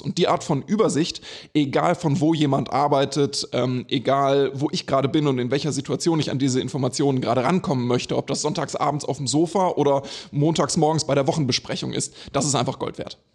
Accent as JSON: {"language": "German", "country": "Germany", "tie": "born or raised there", "also_born_or_lived": "Sweden / Switzerland", "moved": "yes", "said": "ich bin zwar in Deutschland geboren, aber war in Schweden und in der Schweiz"}